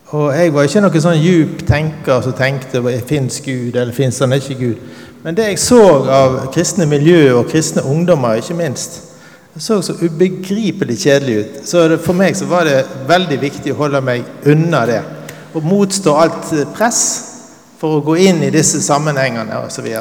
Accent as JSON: {"language": "Norwegian", "town": "Bergen", "region": "Vestland", "country": "Norway", "said": "jeg er en prestesønn fra Arna. Og Mor mi var organist, så jeg vokste opp med på en måte en overdose av åndelighet"}